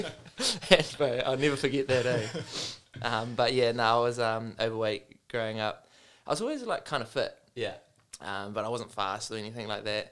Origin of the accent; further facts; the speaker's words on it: Porirua, Wellington, New Zealand; I grew up in Porirua